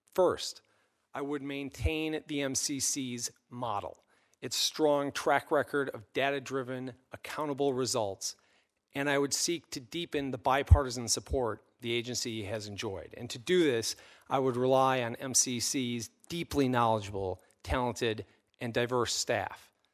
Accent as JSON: {"language": "English", "region": "Minnesota", "country": "United States", "tie": "born or raised there", "also_born_or_lived": "England", "said": "since I was a boy growing up in Minnesota"}